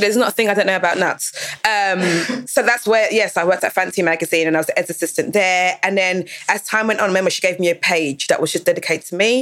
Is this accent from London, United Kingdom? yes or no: yes; Dagenham, London, United Kingdom; I grew up in Dagenham. I was in second school in Dagenham